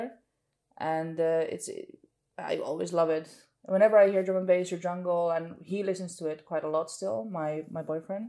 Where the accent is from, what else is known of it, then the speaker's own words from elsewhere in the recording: Amsterdam, North Holland, Netherlands; also born or lived in Marbella, Spain; growing up in Amsterdam, the city center